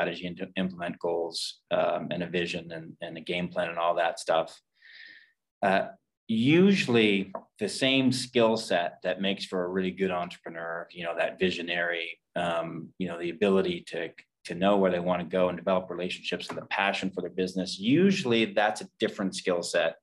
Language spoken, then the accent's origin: English; Fredericton, New Brunswick, Canada; moved away as an adult; also born or lived in Nova Scotia; I'm from Fredericton, New Brunswick, grew up here